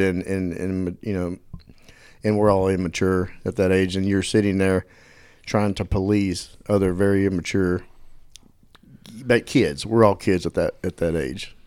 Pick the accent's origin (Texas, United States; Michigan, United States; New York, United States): Texas, United States; Dallas; also born or lived in Quinlan, Texas; I grew up in Dallas and moved out to Little Quinlan, Texas for high school